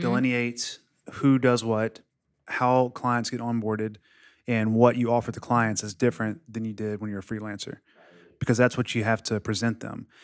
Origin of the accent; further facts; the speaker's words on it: Mississippi, United States; moved away as an adult; now in Florida, United States; I'm from Mississippi and I'm 33, 32.